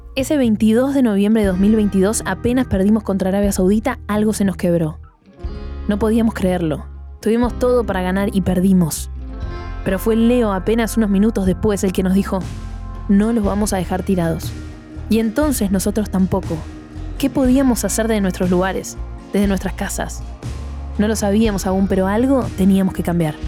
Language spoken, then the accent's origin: Spanish; Argentina; Somos argentinos